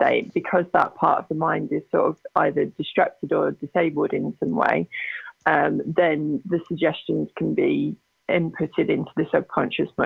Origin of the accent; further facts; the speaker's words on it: England, United Kingdom; accent: British; moved away as an adult; now in Calgary, Canada; I'm from England originally. I actually presently live in Calgary, Alberta, so I'm in Canada now